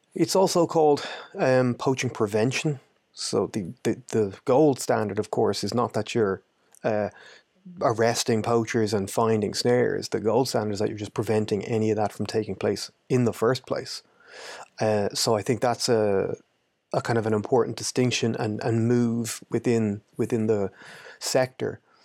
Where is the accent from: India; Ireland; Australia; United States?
Ireland; I'm from Ireland, but I've lived in a good few places